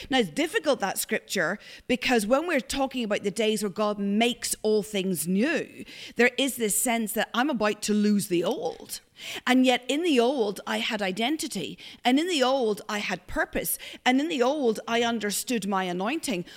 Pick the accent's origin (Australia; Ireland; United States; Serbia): Ireland; now in Glasgow, United Kingdom; I'm Irish